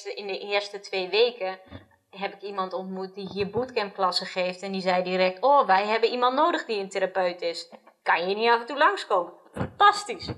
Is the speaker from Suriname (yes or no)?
no; Netherlands; ik opgegroeid ben in Nederland